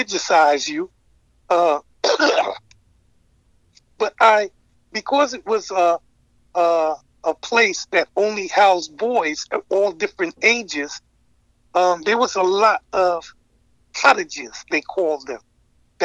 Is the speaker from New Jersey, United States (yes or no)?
no; New York City, New York, United States; also born or lived in Lincolndale, New York; growing up in Harlem